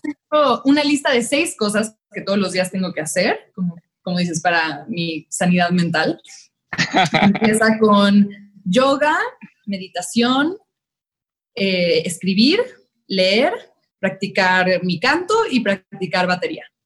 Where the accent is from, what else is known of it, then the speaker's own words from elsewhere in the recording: Mexico City, Mexico; soy de la Ciudad de México.